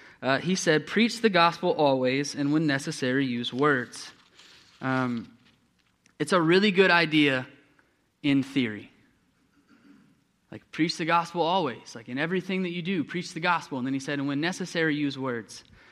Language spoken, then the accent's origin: English; Texas, United States; when I was growing up, I grew up in East Texas